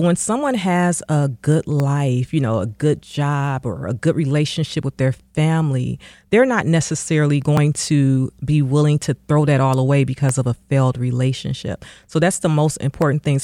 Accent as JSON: {"language": "English", "town": "Detroit", "region": "Michigan", "country": "United States", "tie": "born or raised there", "said": "my community growing up in Detroit."}